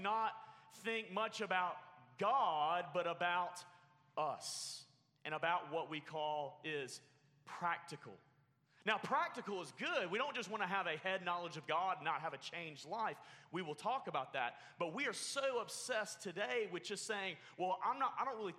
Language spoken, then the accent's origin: English; Alabama, United States; now in Oklahoma, United States; Growing up in Alabama, if you can't tell by this amazing accent, growing up in Alabama